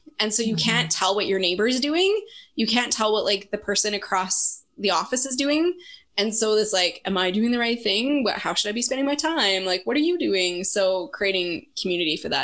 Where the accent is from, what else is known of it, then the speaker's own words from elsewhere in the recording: Canada; as a Canadian, as one of like one of the two token Canadians in the group